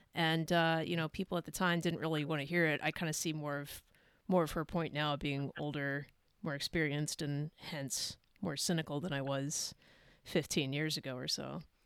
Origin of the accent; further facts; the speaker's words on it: California, United States; moved away; also born or lived in Idaho; I'm originally originally from California